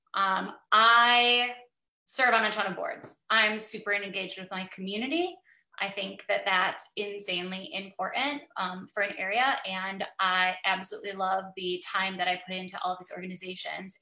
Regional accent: Bay City, Michigan, United States; now in Midland, United States; Bay City is my hometown. I graduated from Essexville Garber. I grew up in Bay City.

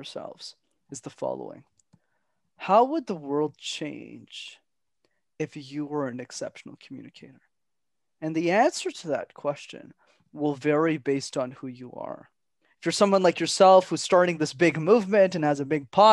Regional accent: Montreal, Quebec, Canada; my parents were factory workers, minimum wage, growing up in Montreal

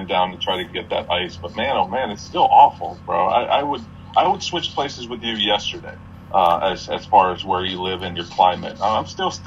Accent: Union County, New Jersey, United States; a little town I grew up in Union County

